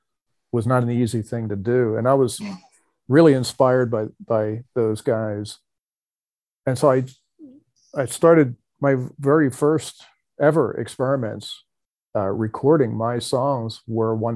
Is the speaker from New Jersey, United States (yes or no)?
yes; New Jersey, United States; I grew up in New Jersey